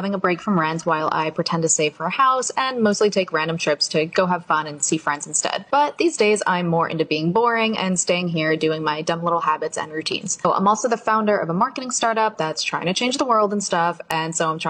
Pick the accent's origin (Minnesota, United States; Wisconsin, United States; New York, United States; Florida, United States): Florida, United States; moved away as an adult; also born or lived in Maine; moved from Maine back to my home state of Florida.